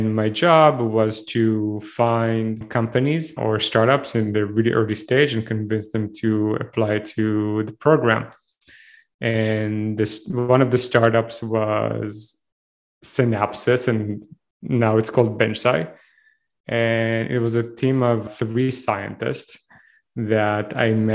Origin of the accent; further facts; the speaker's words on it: Israel; accent: thick Israeli accent; moved away as an adult; now in Canada; I'm originally from Israel. I was enlisted to the army when I was 18